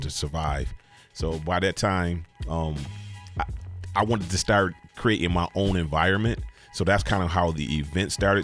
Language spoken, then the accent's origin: English; United States; I grew up in Cold Spring.